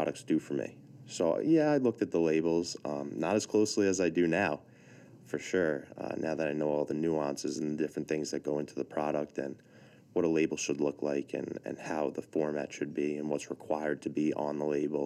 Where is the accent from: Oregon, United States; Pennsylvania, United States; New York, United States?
New York, United States; Massapequa; accent: New York; I'm from Massapequa originally